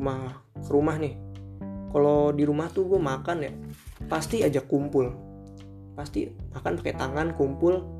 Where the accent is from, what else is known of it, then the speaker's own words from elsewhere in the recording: Bekasi, West Java, Indonesia; also born or lived in Jakarta; Gue lahir di Jakarta 3 Juli 2001 ya umur gue kira-kira sekitaran 19 dah 19 ya 19 gue tinggal di Bekasi asal gue Bekasi dan bokap nyokap atau mak babeh juga tinggalnya di Bekasi